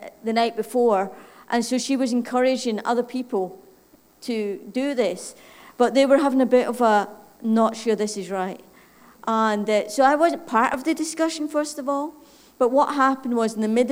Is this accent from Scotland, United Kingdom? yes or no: yes; Scotland, United Kingdom; accent: Scottish; moved away; My funny accent, in case somebody wants to figure out, is Scottish